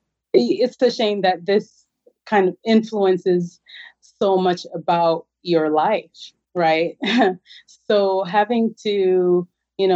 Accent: Jamaica; moved away; I'm originally from Jamaica.

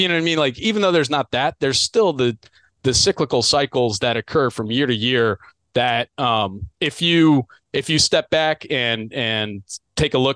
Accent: Delaware, United States; I'm from Delaware. I'm in the Mid-Atlantic

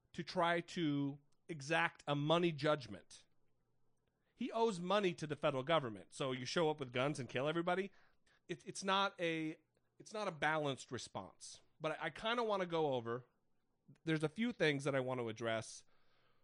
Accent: Idaho, United States; moved away; I'm originally from Idaho

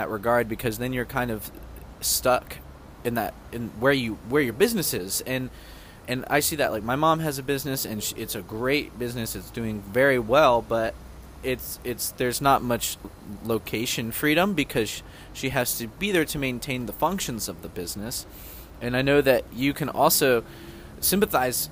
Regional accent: the South, United States; I'm from the South

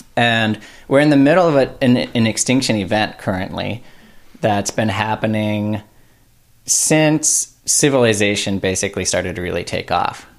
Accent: United States; especially being American humans

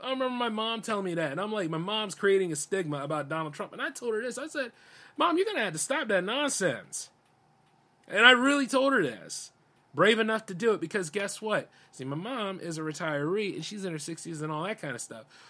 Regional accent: United States; I'm just as much as American as any of y'all are. I'm born here

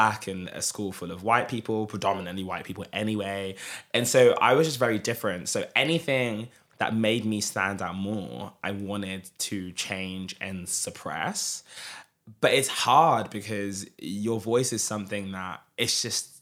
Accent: Croydon, London, United Kingdom; I'm from Croydon, and my school was quite diverse and mixed

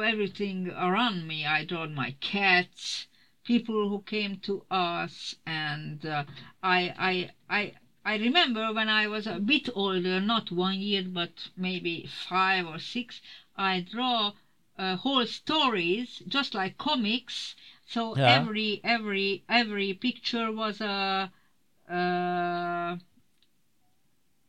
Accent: Budapest, Hungary; moved away; I was born in Budapest in an artist family

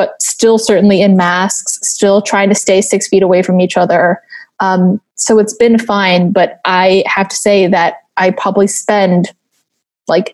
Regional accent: Taiwan; moved away as an adult; I grew up in Taiwan.

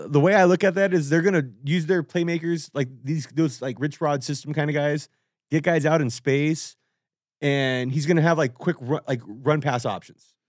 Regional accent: Whittier, California, United States; where I grew up in Whittier

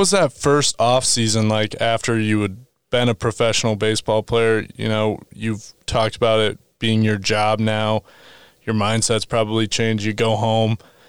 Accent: Arkansas, United States; moved away as an adult; also born or lived in Wyoming; now in Missoula, United States; I grew up in the South. I grew up in Arkansas, and I never thought I would end up out in the Mountain West. I went to my undergrad at the University of Wyoming, so I've been to Casper, and now I live here in Missoula, Montana.

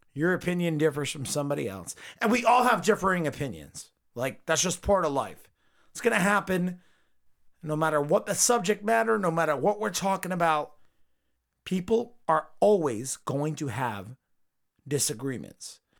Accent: United States; I'm from America

